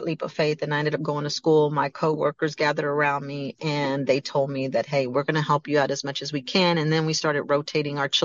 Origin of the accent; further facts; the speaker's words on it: Galveston, Texas, United States; moved away; I came to Galveston